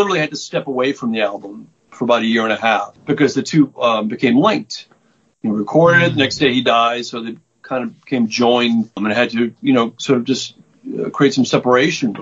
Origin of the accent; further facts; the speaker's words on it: Boston, Massachusetts, United States; moved away as an adult; also born or lived in New York City; now in New York, United States; I'm originally from Boston, graduated from Berklee College of Music back in the day, moved to New York in 1991